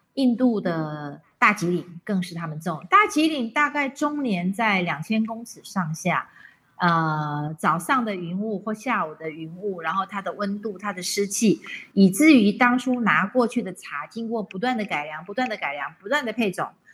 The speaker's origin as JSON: {"language": "Chinese", "country": "Taiwan", "said": "因为我们台湾人跟日本人的关系"}